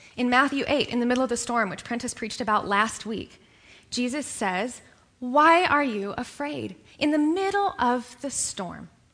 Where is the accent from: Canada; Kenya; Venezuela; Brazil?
Kenya; now in United States; I grew up in Kenya